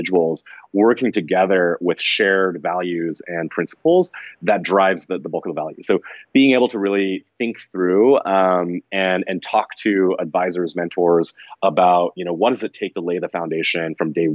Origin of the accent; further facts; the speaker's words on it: College Station, Texas, United States; I grew up in College Station, Texas, which is a fairly small town